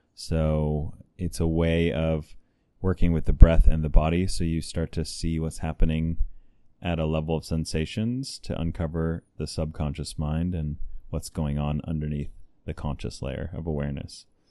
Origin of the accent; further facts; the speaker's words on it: California, United States; I'm from California, and just briefly, I grew up in an intentional community